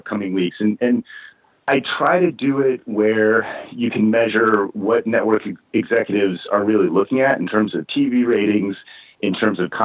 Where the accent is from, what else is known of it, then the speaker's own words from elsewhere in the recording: Central Virginia, United States; moved away; I was raised in Central Virginia, certainly not the boxing hotbed of America, but sort of rural Central Virginia